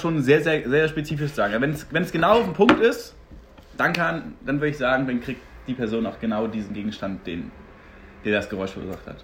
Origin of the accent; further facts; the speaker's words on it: Berlin, Germany; komme hier aus der Mutterstadt, hier geboren